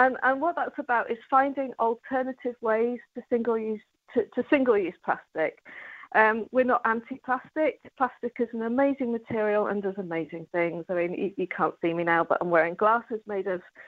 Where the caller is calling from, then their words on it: East of England, United Kingdom; I'm actually calling from Norfolk, and it's a lovely sunny day this morning.